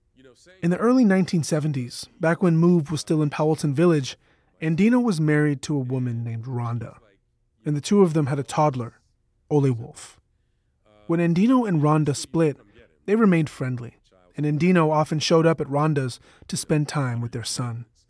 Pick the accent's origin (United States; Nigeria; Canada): Canada; I'm Canadian